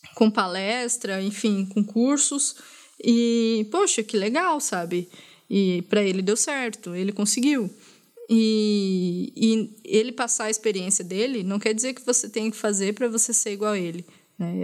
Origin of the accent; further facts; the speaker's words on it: Brazil; como brasileira